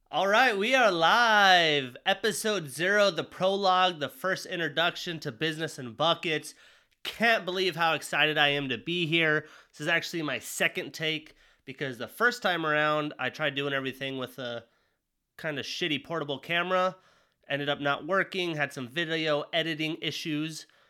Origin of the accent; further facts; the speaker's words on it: Jackson, Wyoming, United States; moved away; also born or lived in Montana; growing up in Wyoming